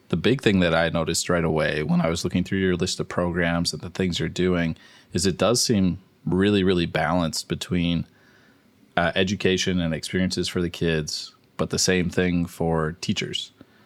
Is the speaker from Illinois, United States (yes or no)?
no; the Twin Cities, Minnesota, United States; I didn't grow up on a farm either. I grew up in the cities here in Minnesota.